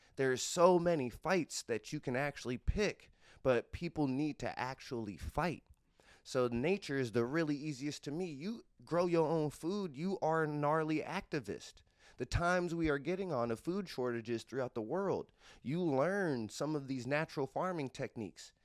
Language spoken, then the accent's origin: English; Cincinnati, Ohio, United States; I am from Clifton Gaslight. It is not a hood of Cincinnati. It's actually one of the nicer neighborhoods of Cincinnati. Uh, in the era I grew up in, though, uh, Clifton Gaslight was the spot